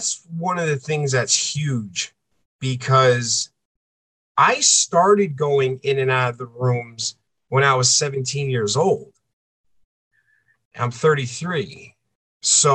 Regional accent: East Coast, United States; moved away as an adult; I'm a coastal boy. I grew up on the East Coast.

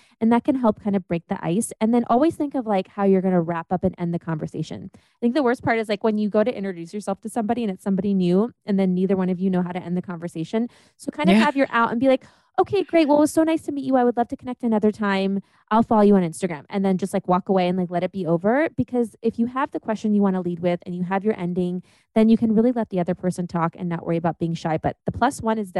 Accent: Germany; born there; I was born in Germany, and then they had to like transfer stuff to the US.

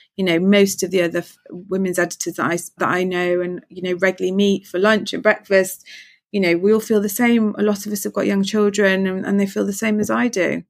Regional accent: Manchester, North West England, United Kingdom; now in London, United Kingdom; I'm from Manchester

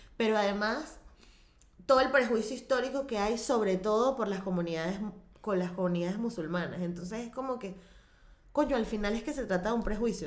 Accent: Venezuela; como la venezolana, este, somos mayoritariamente católicos

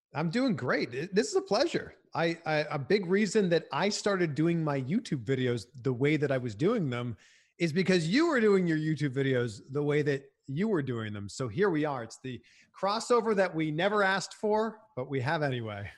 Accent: Canada; moved away as an adult; also born or lived in Cleveland, United States / Miami, United States; now in United States; a lot of hockey growing up in Canada

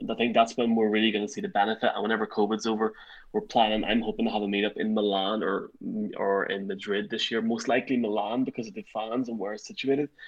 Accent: Ireland; I'm saying we, but I'm from Ireland, but like it's a whole European thing, I guess.

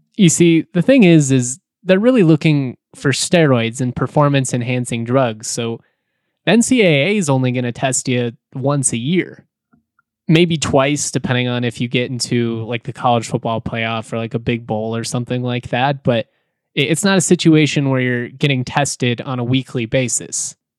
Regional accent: Jefferson County, Colorado, United States; I am a Colorado native, I grew up in Jefferson County

